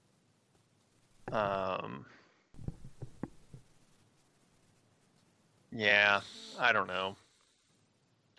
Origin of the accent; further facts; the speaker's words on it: the South, United States; I am from the South